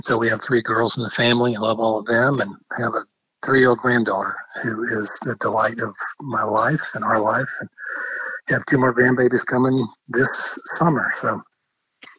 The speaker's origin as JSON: {"language": "English", "town": "Nashville", "region": "Tennessee", "country": "United States", "tie": "born or raised there", "said": "I actually grew up here in Nashville. My mom and dad moved here when I was four"}